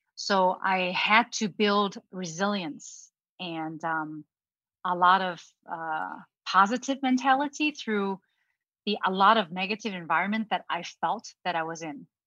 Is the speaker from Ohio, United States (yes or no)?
yes; Ohio, United States; English is a second language; also born or lived in Hong Kong; my family immigrated to the United States in Ohio when I was 10 years old with my younger brother, who is uh, six years younger than me